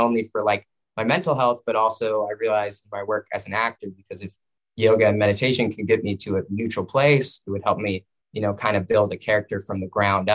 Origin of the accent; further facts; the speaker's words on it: Santa Ana, California, United States; moved away as an adult; now in New York, United States; I grew up in Santa Ana, California, in Orange County, an hour outside